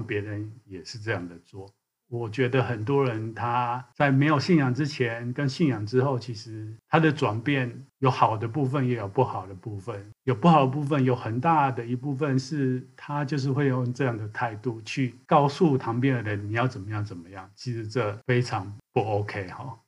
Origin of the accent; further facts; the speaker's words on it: Taiwan; 是从小就在台湾长大，成长的人